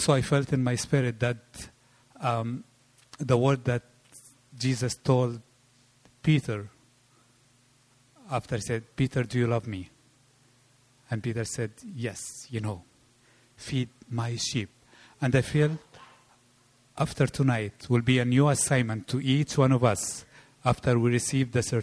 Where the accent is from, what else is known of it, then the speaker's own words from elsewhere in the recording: Egypt; moved away; I come from Egypt